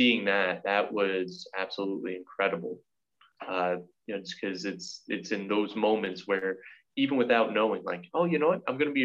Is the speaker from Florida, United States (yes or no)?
no; Hicksville, New York, United States; I spent 3 years at Hicksville Middle School before going back to Catholic education at Holy Trinity for all 4 years there